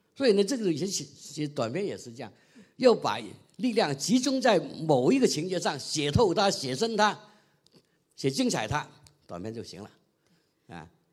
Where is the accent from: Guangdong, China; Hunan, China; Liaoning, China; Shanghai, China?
Guangdong, China; 我们广东人整天见这个都是知道了